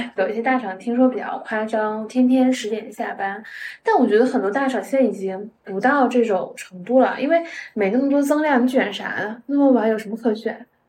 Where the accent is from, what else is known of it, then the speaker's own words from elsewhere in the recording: Dalian, Liaoning, China; also born or lived in Shanghai; now in Beijing, China; 我是在那个辽宁大连人嘛嗯，就我们那边其实也只是小山坡、小山丘